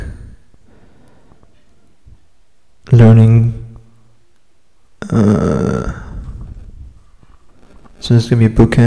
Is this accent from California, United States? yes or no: yes; Salinas, California, United States; also born or lived in Chico, California; I born and raised in Salinas, California